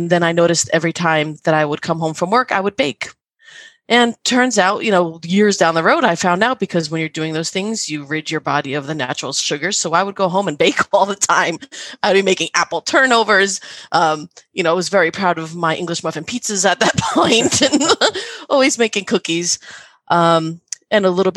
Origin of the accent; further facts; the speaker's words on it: New Jersey, United States; I'm from New Jersey.